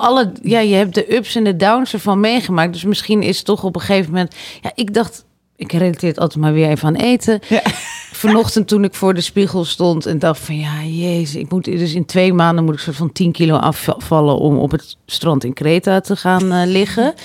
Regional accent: Harderwijk, Gelderland, Netherlands; ik kom uit Harderwijk

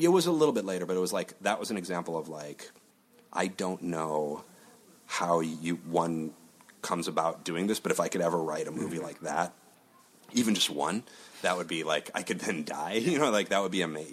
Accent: Chicago, Illinois, United States; moved away as an adult; also born or lived in Los Angeles; I'm from Chicago and the Midwest

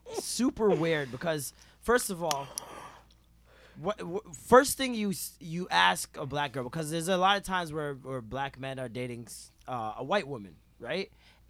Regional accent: Toronto, Ontario, Canada

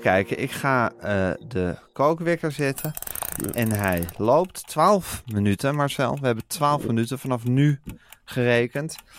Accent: Amsterdam, North Holland, Netherlands; de stad die mijn thuisstad is

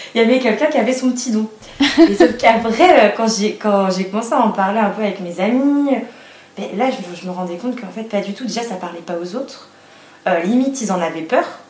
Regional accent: Vendée, Pays de la Loire, France; moved away as an adult; now in Nantes, France; je suis née en Vendée. Et là, actuellement, j'habite à Nantes

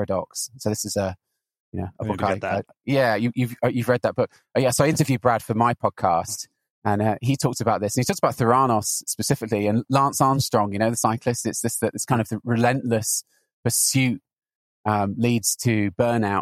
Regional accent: Newbury, South East England, United Kingdom; moved away as an adult; also born or lived in Southampton / London; now in Santa Cruz, United States; I'm British. I'm currently living in Santa Cruz in California. I grew up in a rather boring town called Newbury in Berkshire

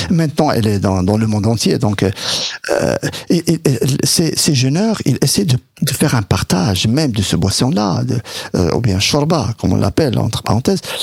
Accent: Morocco; moved away; c'est ce que je vivais moi de mon enfance euh, au Maroc

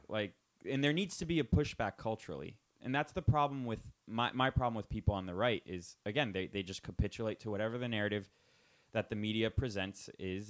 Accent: United States; I was born in the United States

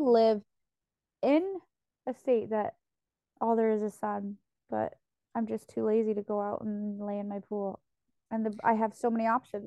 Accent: Oregon, United States; moved away; I come from Oregon

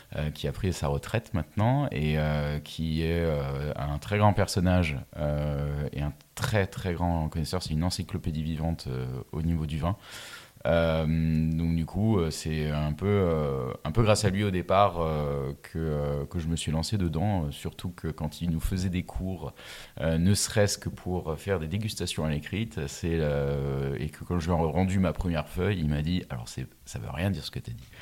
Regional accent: Mulhouse, Grand Est, France; je viens de Mulhouse, là où il n'y a pas de vigne

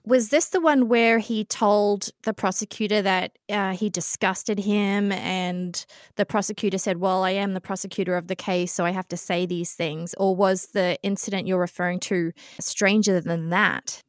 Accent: New Zealand; moved away; also born or lived in Australia; I grew up in New Zealand

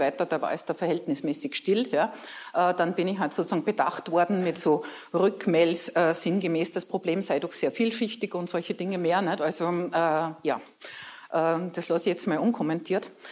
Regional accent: Braunau district, Upper Austria, Austria; Ich komme aus einem kleinen Dorf

